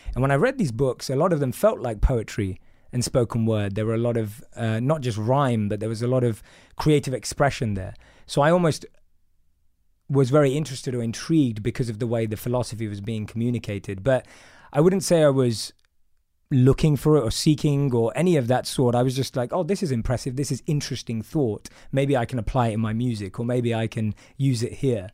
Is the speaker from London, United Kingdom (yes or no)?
yes; London, United Kingdom; So I'm from London. I grew up in a place called Wood Green in North London